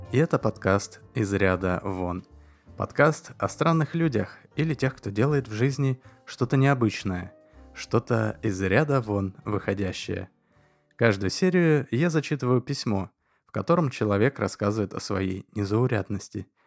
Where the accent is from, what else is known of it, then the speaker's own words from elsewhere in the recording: Chicago, Illinois, United States; born there; Родители на самом деле назвали меня …, но так как я родился в Америке – а именно в Чикаго, то … или … меня звали только в родительском доме.